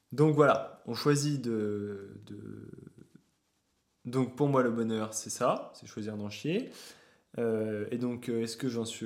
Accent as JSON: {"language": "French", "town": "Paris", "region": "Île-de-France", "country": "France", "said": "Moi, je suis parisien."}